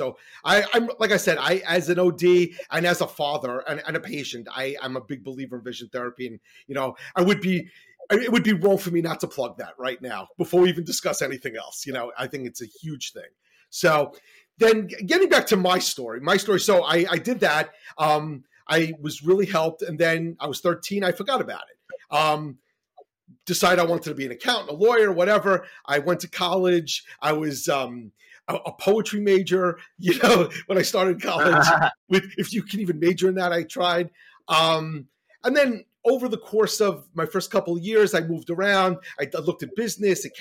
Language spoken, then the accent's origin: English; New York, United States; I grew up in New York and I was doing very poorly in school